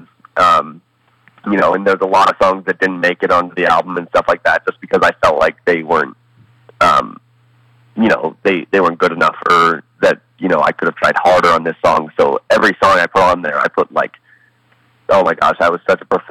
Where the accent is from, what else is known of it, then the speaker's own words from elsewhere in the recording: Colorado, United States; also born or lived in Columbus, Ohio / Toronto; Moved to Colorado when I was one